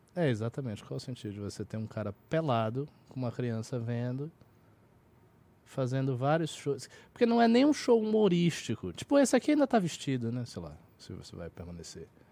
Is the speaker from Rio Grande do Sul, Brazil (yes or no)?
no; Salvador, Bahia, Brazil; eu tenho 34 e sou de Salvador, que é mais, é um pouco mais conservador a Bahia